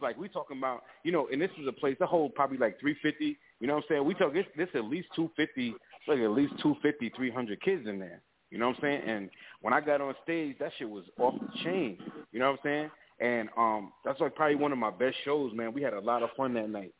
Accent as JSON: {"language": "English", "town": "Riverhead", "region": "New York", "country": "United States", "also_born_or_lived": "Long Island", "said": "I'm from Long Island. Um, I'm from Riverhead, you know, but I live all over Long Island"}